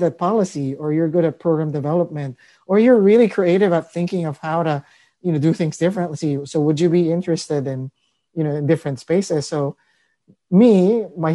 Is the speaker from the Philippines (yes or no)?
yes; Philippines; now in Marin County, United States; I grew up in the Philippines. I'm an immigrant.